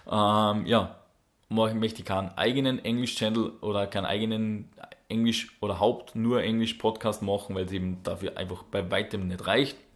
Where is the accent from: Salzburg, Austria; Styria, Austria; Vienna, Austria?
Salzburg, Austria; accent: Salzburg dialect; die verstehen ja unseren, unseren österreichischen Salzburger Dialekt jetzt nicht unbedingt so gut.